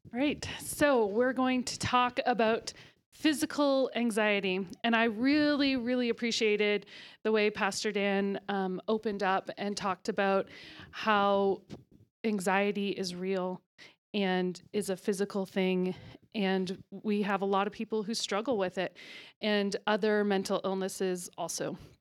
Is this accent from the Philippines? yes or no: no; Ontario, Canada; moved away as an adult; also born or lived in Alberta; now in Calgary, Canada; I am from Ontario. was actually born in Alberta, but then moved to Ontario as a small child and lived there until a year and a half ago.